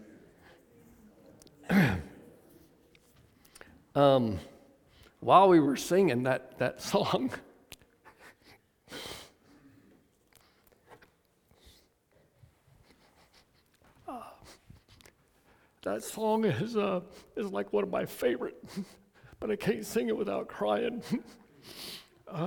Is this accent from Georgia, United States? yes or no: yes; Atlanta, Georgia, United States; I was raised in Atlanta, Georgia